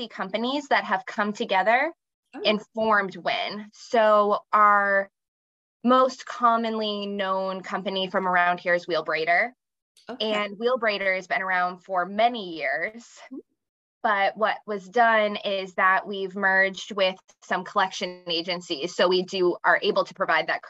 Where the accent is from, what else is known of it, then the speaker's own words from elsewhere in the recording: Hampton area / Strafford, New Hampshire, United States; also born or lived in Nebraska; My family moved here from Nebraska when I was very young, and I went to school between the Hampton area and then up near Stratford